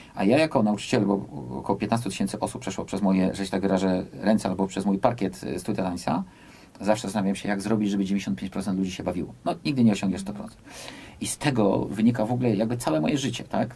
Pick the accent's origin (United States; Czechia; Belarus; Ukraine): United States; now in Poland; Ja wychowałem się w Stanach Zjednoczonych